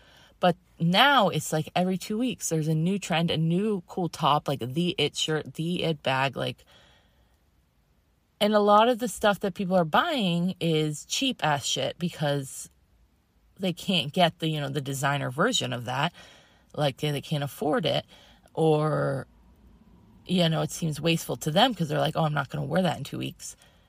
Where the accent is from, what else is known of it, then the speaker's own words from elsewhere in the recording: Massachusetts, United States; also born or lived in Connecticut; And I grew up in Massachusetts and Connecticut, like as a little kid.